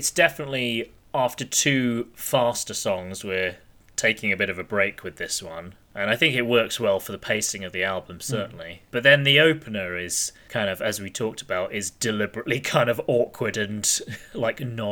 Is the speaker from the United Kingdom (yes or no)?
yes; United Kingdom; Just another pair of ignorant Brits.